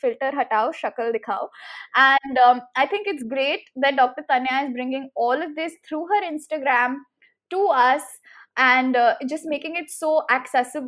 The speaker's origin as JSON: {"language": "English", "region": "Delhi", "country": "India", "tie": "born or raised there", "said": "I grew up in Delhi, which is supposed to be progressive"}